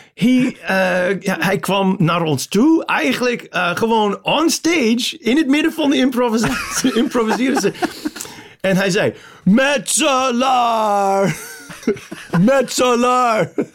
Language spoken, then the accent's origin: Dutch; Chicago, Illinois, United States; Dutch is a second language; moved away as an adult; now in Amsterdam, Netherlands; de eerste helft van mijn leven was tot 94 in Amerika, in Chicago. En sindsdien in, in Nederland, in Amsterdam.